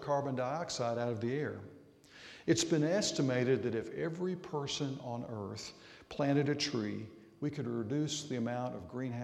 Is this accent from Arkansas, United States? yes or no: yes; Arkansas, United States; moved away; Growing up in Arkansas